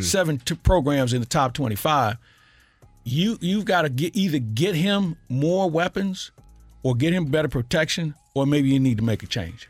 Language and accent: English; St. Louis, Missouri, United States; I grew up in Matthews Dickey